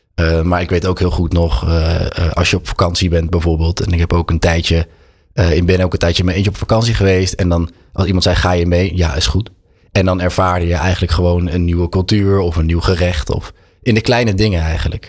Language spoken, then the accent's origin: Dutch; Utrecht, Netherlands; born or raised there; also born or lived in Amsterdam